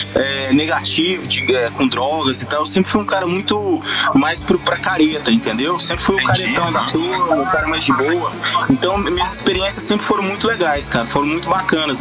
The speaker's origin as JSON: {"language": "Portuguese", "region": "Minas Gerais", "country": "Brazil", "tie": "born or raised there", "also_born_or_lived": "Tocantins", "moved": "yes", "said": "eu vim de Minas Gerais. E lá em Minas, a, a, minha galera, assim, da infância"}